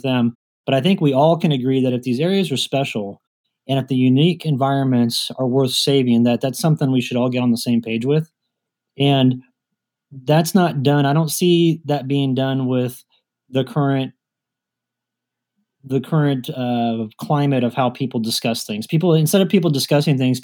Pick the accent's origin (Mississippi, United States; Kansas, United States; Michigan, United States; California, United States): Kansas, United States; moved away; if I'm coming from Kansas where I grew up